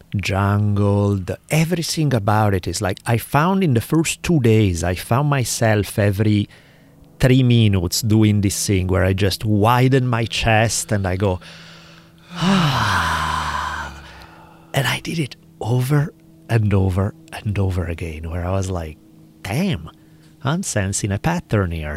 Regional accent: Milan, Lombardy, Italy; moved away; where I grew up, in, in the part of town where I grew up in Milan

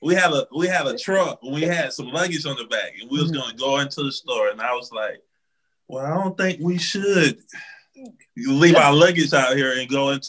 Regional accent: St. Petersburg, Florida, United States; now in Atlanta, United States; I was raised in St. Petersburg, Florida.

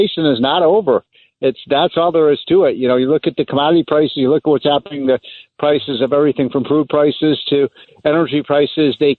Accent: Chicago, Illinois, United States; I'm from Chicago.

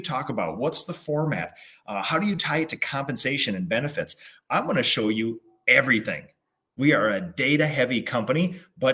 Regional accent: Minnesota, United States; born or raised there

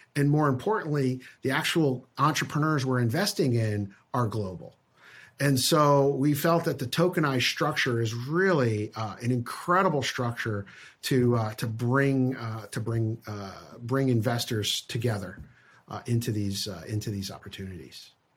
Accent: Connecticut, United States; I grew up in Connecticut, out of, out of New York.

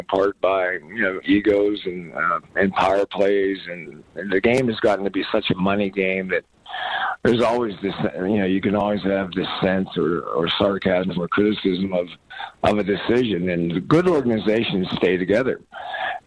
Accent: Pittsburgh, Pennsylvania, United States; moved away; also born or lived in Seattle; when I grew up in Pittsburgh

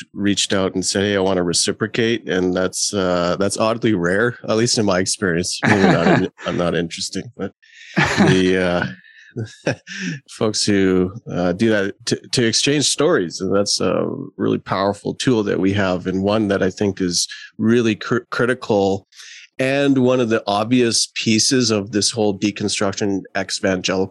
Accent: Calgary, Alberta, Canada; also born or lived in Trinidad; I grew up in Calgary.

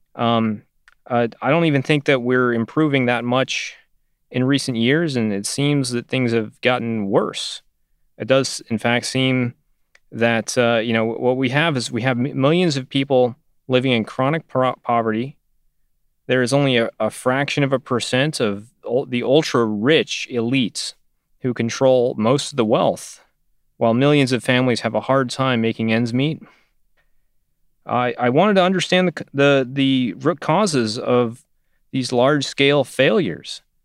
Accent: Northern California, United States; I grew up in Northern California

